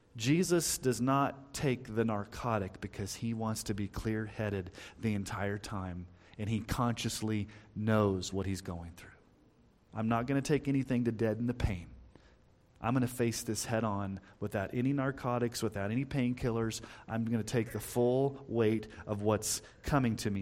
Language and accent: English; Texas, United States; when I was growing up in Texas